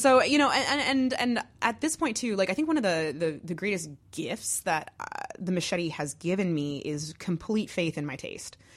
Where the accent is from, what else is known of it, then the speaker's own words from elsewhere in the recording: Massachusetts, United States; also born or lived in New Jersey; now in Chicago, United States; I was born there. I grew up mostly in Massachusetts.